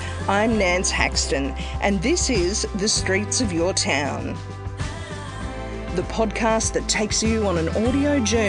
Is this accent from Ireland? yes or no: no; Australia; being the Aussie